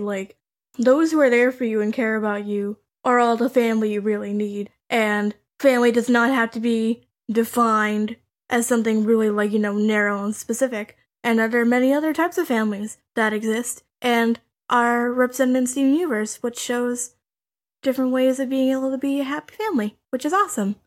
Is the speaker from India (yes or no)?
no; Canada; I'm Canadian